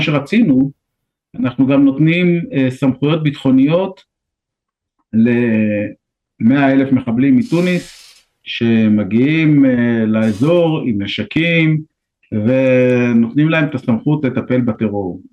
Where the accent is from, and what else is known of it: Israel